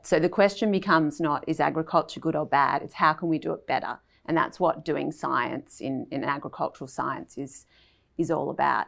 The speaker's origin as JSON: {"language": "English", "town": "Melbourne", "region": "Victoria", "country": "Australia", "tie": "born or raised there", "said": "I grew up in Melbourne"}